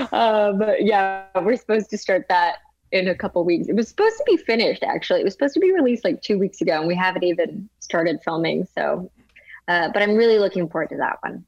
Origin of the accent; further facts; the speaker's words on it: Denver, Colorado, United States; also born or lived in Los Angeles, United States; now in New York, United States; I'm from Colorado.